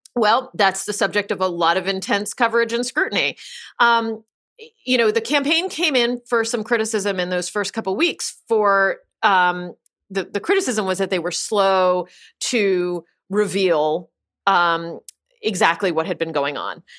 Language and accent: English; Pennsylvania, United States; I'm from Pennsylvania